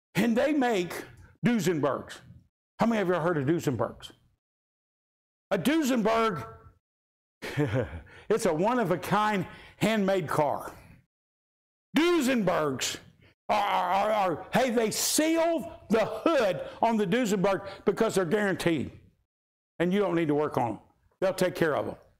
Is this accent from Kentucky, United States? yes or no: yes; Kentucky, United States; we're from Kentucky